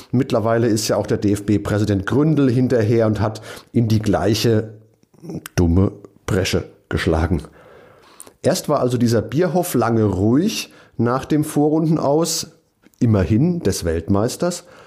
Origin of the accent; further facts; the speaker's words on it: Mainz, Rhineland-Palatinate, Germany; in meiner Heimatstadt